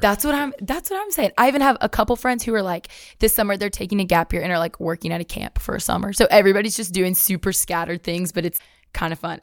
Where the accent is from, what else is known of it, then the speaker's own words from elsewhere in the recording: Athens, Alabama, United States; moved away; I'm from Athens, Alabama